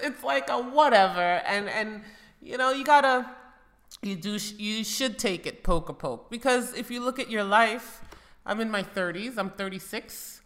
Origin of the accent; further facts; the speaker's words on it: United States; moved away as an adult; now in Spain; I grew up in America.